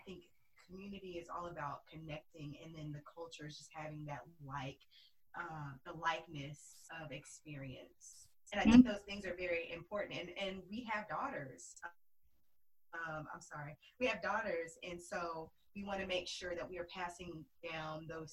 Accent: Arkansas, United States; moved away as an adult; now in Dallas, United States; We're both originally from Arkansas. We're cousins

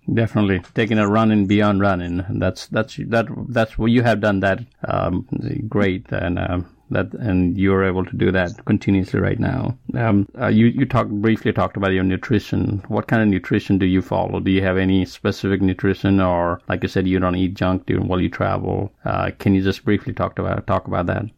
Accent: Nepal; moved away; That's my home country

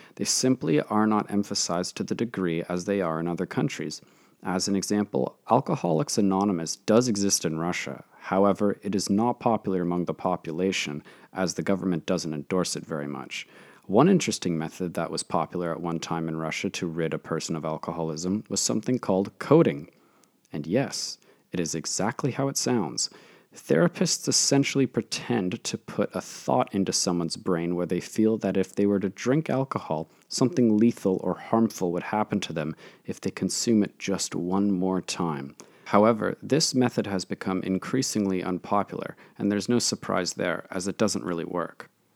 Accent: Canada; my home country of Canada

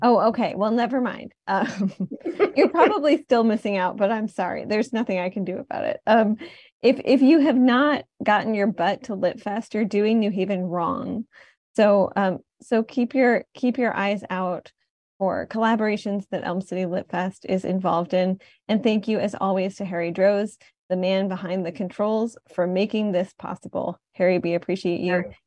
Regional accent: Detroit, Michigan, United States; moved away as an adult; now in New Haven, United States; I was coming from Detroit where I grew up

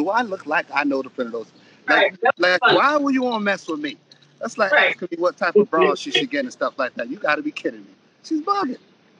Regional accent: New York City, New York, United States; I come from the Bronx.

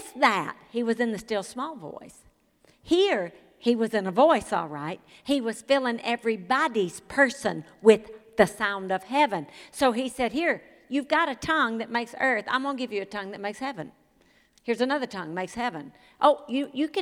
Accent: Mississippi, United States; moved away as an adult; I'm from Mississippi. They say, wow, when'd you leave? I said, 40 years ago. They said, sound like you left yesterday. Because I sound like where I'm from.

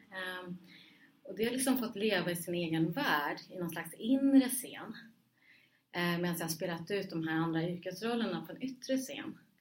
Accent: Stockholm, Stockholm County, Sweden; also born or lived in Rinkeby; jag var liksom född i Rinkeby, hade vuxit upp i Husby och Huddinge

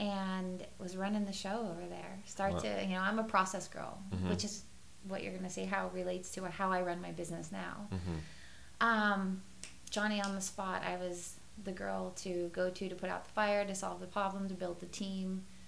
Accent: Sacramento, California, United States

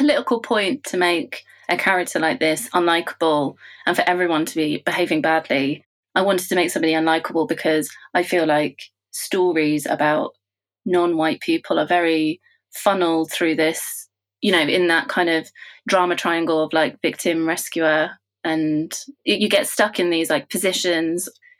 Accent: United Kingdom; I think when you're growing up in Britain, you know, it's much less now, but when I was growing up here, you're told of, you know, what's the ideal, what is beautiful.

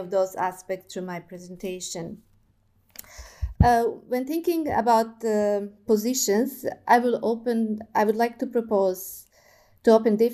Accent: Serbia; moved away as an adult; also born or lived in Germany / Melbourne, Australia / China; now in Belgrade, Serbia; I was born in Germany, but I've grown up in Yugoslavia with my grandparents' country that doesn't exist anymore

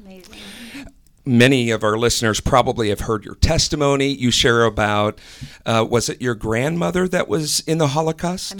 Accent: Wisconsin, United States; now in Ohio, United States; I'm originally from Wisconsin

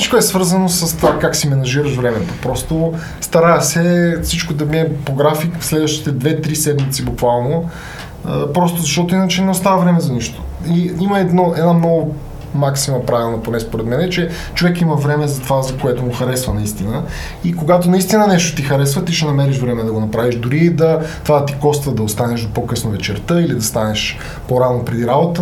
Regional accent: Sofia, Sofia City, Bulgaria; на 32 години съм от София

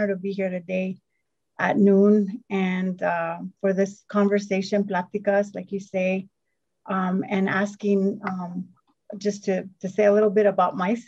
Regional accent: Northern New Mexico, United States; I am from Northern New Mexico

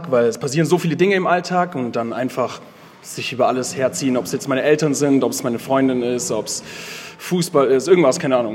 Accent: Augsburg, Bavaria, Germany; ich komme aus Augsburg, äh, ich bin 24 Jahre alt

